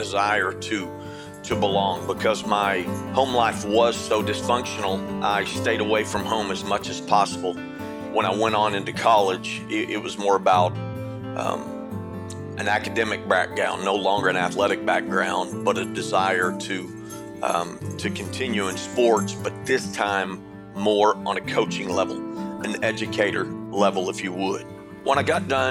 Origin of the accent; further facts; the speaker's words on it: Irving, Texas, United States; also born or lived in Sanger, Texas; I grew up in Irving, Texas, from a very dysfunctional home